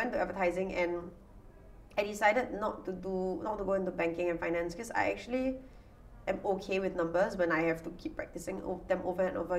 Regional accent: Singapore; growing up in the Singapore school system

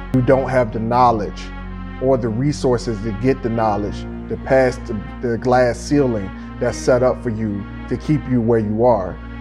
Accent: Petersburg, United States; I'm from Fifth Ward right over in Petersburg

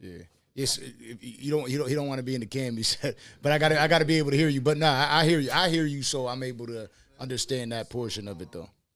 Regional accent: Buffalo, New York, United States; moved away as an adult; now in Miami, United States; I'm from, I'm from Buffalo, New York

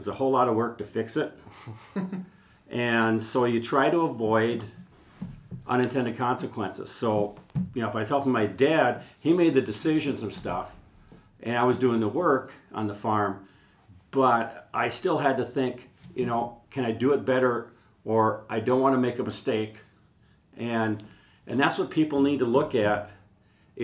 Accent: Olmsted County, Minnesota, United States; growing up on the farm, growing up in Olmsted County

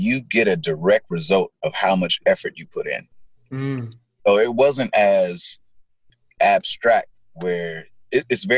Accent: Gardena, California, United States; I grew up South Bay area, Gardena, where the grass is greener, Gardena, California.

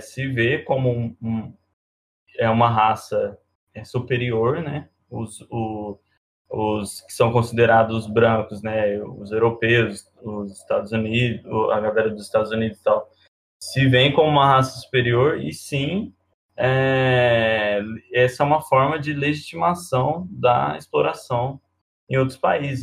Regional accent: Alfenas, Minas Gerais, Brazil; now in São Carlos, Brazil; Eu moro em São Carlos, mas sou de Alfenas, uma cidade muito pequena

